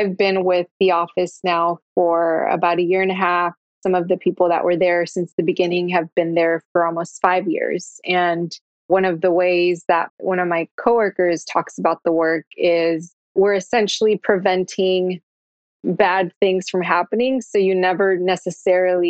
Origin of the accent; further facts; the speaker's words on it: Austin, Texas, United States; when I was a kid, right? Growing up in East Austin